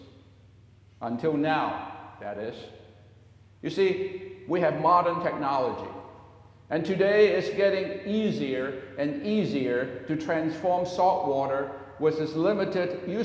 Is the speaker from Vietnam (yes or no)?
no; Hong Kong; now in United States; born and raised in Hong Kong and was a citizen of the United Kingdom for a long time